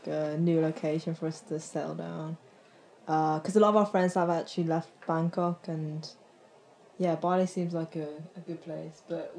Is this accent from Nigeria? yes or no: no; Birmingham, West Midlands, United Kingdom; moved away; also born or lived in London; Oh, wow, I'm actually from Birmingham, but let's just say London.